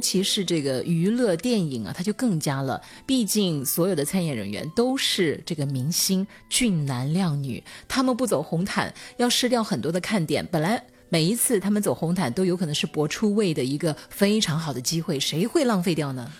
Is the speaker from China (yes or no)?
yes; China; 我们中国人